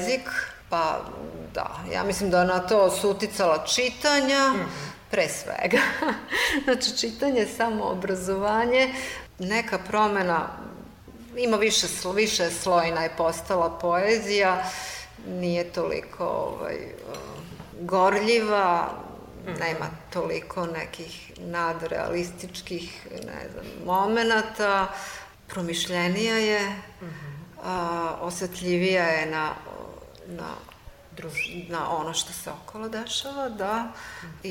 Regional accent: Zmajevo, Vojvodina, Serbia; first language Hungarian; Croatian is a second language; also born or lived in Vrbas; nakon toga se mi preseljavamo iz Vrbasa u Zmajevo i polazim u školu nešto ranije, sa šest i po godina, i ja sam insistirala da želim da idem u srpsku školu.

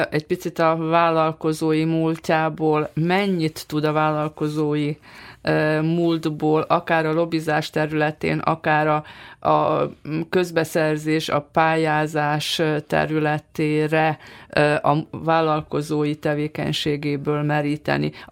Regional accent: Vojvodina, Serbia; mondjuk most vajdasági magyarként Belgrádban az érdekeket.

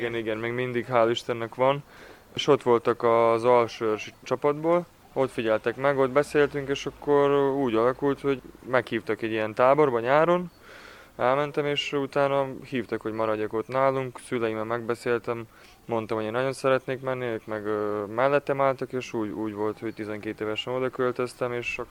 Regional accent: Ada, Vojvodina, Serbia; moved away; mindig adán, adán töltöm az időmet, mivel az a, az a szülővárosom

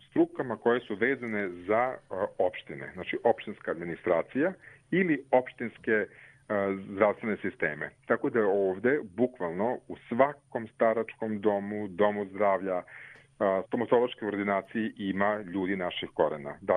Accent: Serbia; also born or lived in Stavanger, Norway; now in Norway

